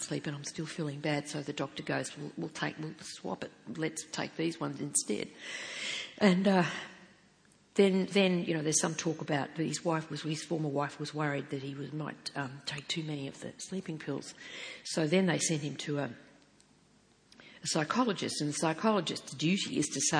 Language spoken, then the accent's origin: English; Geelong, Victoria, Australia; I was born and raised in Geelong